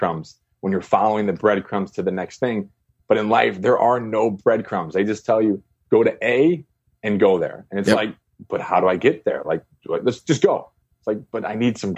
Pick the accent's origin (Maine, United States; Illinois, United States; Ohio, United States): Illinois, United States; Chicago; moved away as an adult; also born or lived in China; I'm from Chicago, and CPS decided to close about 49 schools